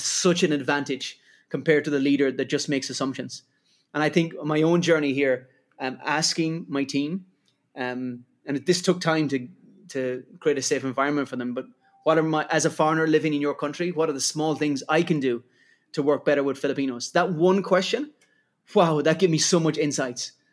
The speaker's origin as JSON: {"language": "English", "country": "Ireland", "accent": "Irish", "moved": "yes", "said": "Irish, as it can get from my accent"}